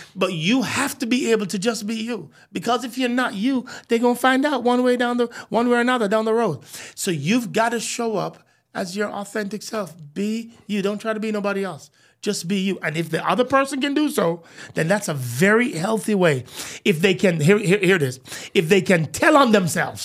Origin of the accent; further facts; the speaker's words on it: Jamaica; I'm Jamaican, true at heart